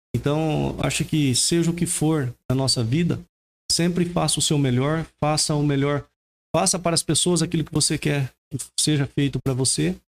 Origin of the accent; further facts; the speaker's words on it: Rio Preto, São Paulo, Brazil; moved away as an adult; now in São Roque, Brazil; retornar para minha terra natal, né? E nascido e criado por lá